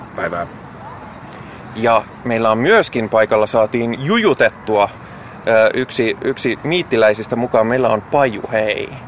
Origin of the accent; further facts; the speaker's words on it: Lahti, Päijät-Häme, Finland; moved away as an adult; now in Helsinki, Finland; mä oon Hämeestä